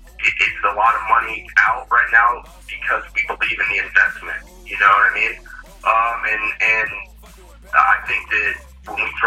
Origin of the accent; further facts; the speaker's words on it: Carrollton, Texas, United States; I grew up in Carrollton, like Farmers Branch area.